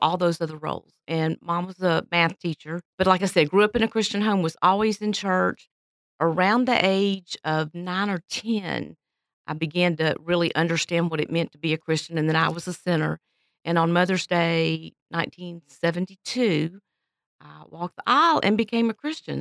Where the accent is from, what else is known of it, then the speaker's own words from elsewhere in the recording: Pensacola, Florida, United States; I am originally from Pensacola, Florida. Grew up there